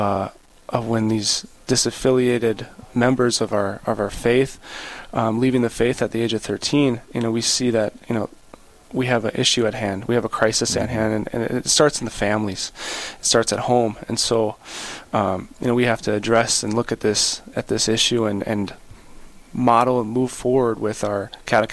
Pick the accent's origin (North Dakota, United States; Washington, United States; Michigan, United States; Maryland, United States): North Dakota, United States; Bismarck; also born or lived in Lincoln; I was born and raised here in Bismarck